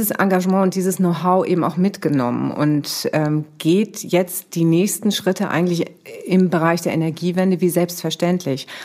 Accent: Schleswig-Holstein, Germany; Also ich komme aus Nordfriesland, ich bin in Nordfriesland aufgewachsen

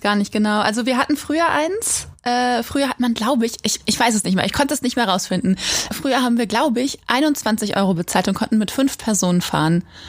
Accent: Quakenbrück, Lower Saxony, Germany; now in Osnabrück, Germany; wir kommen nämlich eigentlich nicht aus Schwerin und Osnabrück, sondern ich komme aus Quakenbrück, einer 13.000 Einwohnerstadt in Niedersachsen

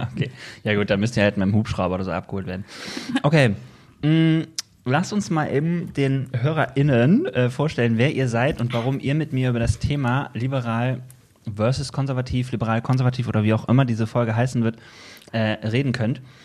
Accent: Bergisches Land, North Rhine-Westphalia, Germany; Wir kommen beide aus dem Bergischen Land

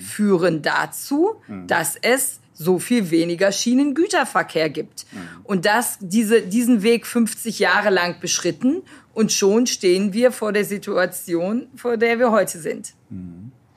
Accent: North Rhine-Westphalia, Germany; Als Jugendlicher in Ostwestfalen ohne Bus- und Bahnanschluss

